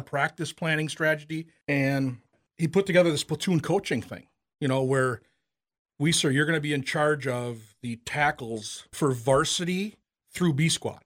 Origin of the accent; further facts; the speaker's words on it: Owatonna, Minnesota, United States; I'm from Wautana